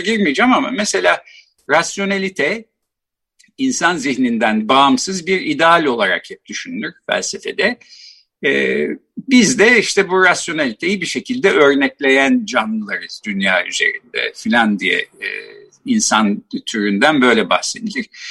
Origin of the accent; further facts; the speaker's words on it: Ankara, Turkey; ben Ankara doğumluyum. Bahçeli Evler'de işte doğdum, büyüdüm.